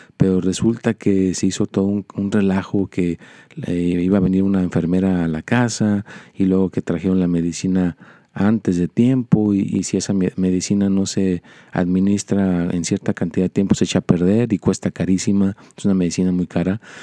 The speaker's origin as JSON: {"language": "Spanish", "country": "Mexico", "moved": "yes", "lives_now": "United States", "said": "yo soy mexicano"}